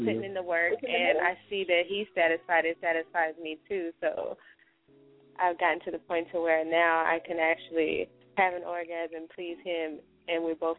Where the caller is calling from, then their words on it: Texas, United States; from Texas.